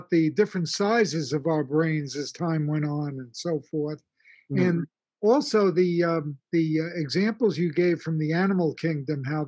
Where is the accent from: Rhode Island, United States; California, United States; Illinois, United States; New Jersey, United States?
New Jersey, United States; Jersey City; I'm from Jersey City